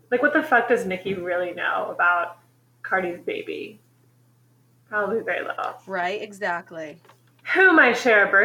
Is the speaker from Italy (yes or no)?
no; New Jersey, United States; tell them we're from Jersey.